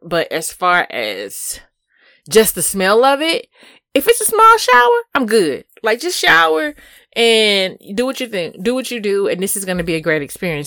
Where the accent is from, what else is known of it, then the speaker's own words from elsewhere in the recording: Houston, Texas, United States; I'm from Houston.